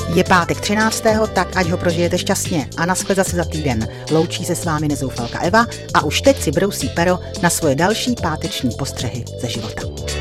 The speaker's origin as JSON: {"language": "Czech", "country": "Czechia"}